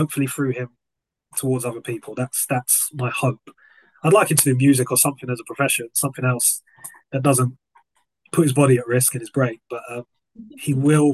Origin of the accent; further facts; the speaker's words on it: London, United Kingdom; moved away; growing up in South London meant green everywhere